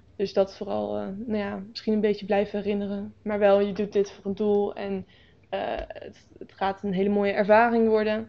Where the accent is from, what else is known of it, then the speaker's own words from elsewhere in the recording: Nijkerk, Gelderland, Netherlands; ik woon al altijd eigenlijk al in Nijkerk in dezelfde buurt.